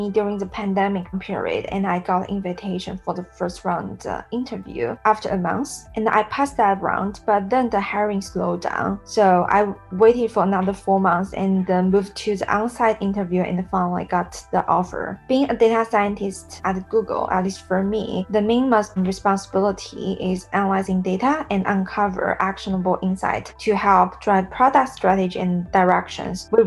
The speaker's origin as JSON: {"language": "English", "region": "Sichuan", "country": "China", "tie": "born or raised there", "said": "So I grew up in Sichuan, southwest province in China, and uh, it's famous for spicy food."}